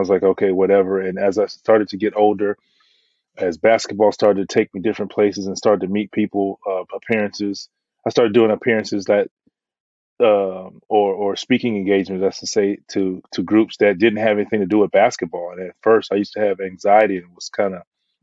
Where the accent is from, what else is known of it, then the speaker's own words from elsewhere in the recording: Florida, United States; I'm from Florida